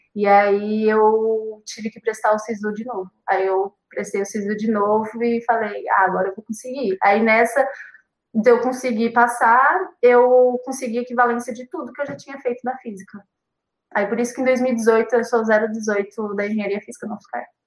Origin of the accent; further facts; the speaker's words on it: Guarulhos, São Paulo, Brazil; eu sou de Guarulhos